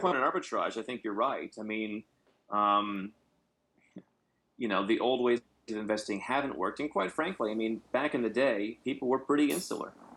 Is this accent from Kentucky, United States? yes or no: no; Ohio, United States; moved away; also born or lived in Arizona; I come from Ohio